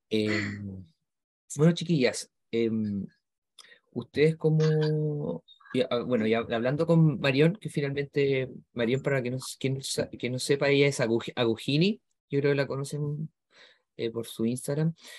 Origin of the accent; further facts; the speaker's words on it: Chile; somos solo acá de Chile